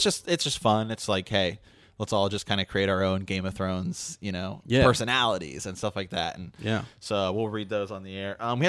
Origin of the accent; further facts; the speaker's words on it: Columbus, Ohio, United States; And that is in Mount Sterling, Ohio. We're from Columbus.